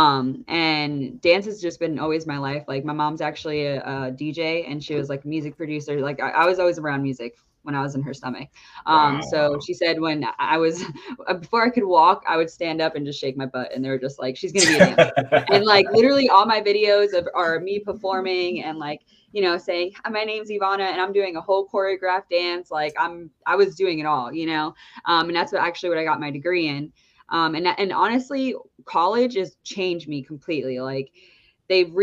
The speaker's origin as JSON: {"language": "English", "region": "New Jersey", "country": "United States", "said": "I'm from New Jersey."}